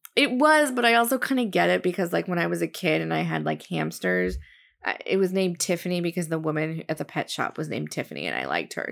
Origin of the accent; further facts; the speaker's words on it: New Jersey, United States; where I grew up in New Jersey